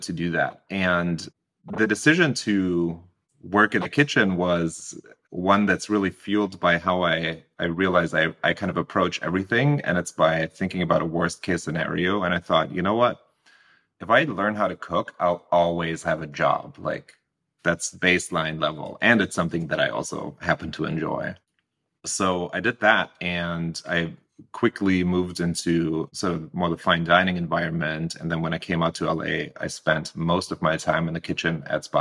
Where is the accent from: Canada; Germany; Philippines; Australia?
Germany; moved away as an adult; now in United States; I was born and raised in Germany, and I came to the States 10, 12 years ago when I was 24